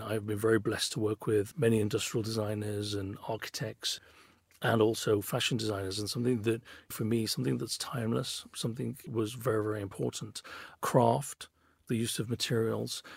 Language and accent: English; Birmingham, West Midlands, United Kingdom; I was a kid from Birmingham, grew up in Handsworth